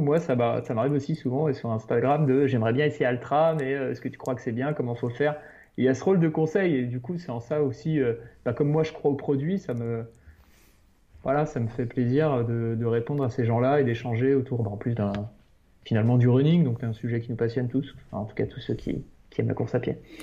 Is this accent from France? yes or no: yes; France; on est français